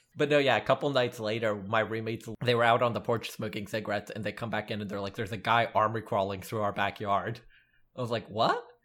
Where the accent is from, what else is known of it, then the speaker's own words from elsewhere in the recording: the South, United States; Growing up in the South